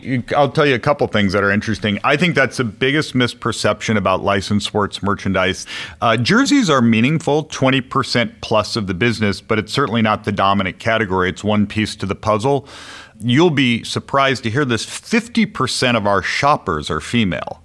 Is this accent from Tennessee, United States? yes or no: no; Chicago, Illinois, United States; moved away as an adult; also born or lived in Connecticut; now in Bay Area, United States; I grew up in Chicago